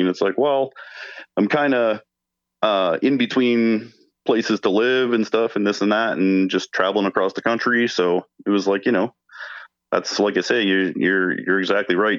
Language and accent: English; Hamilton, Ontario, Canada; I'm from Hamilton, Ontario